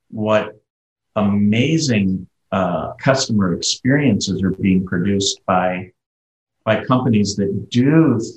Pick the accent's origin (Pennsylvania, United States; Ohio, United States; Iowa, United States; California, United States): Ohio, United States; I'm from Ohio, where we have the Ohio State University.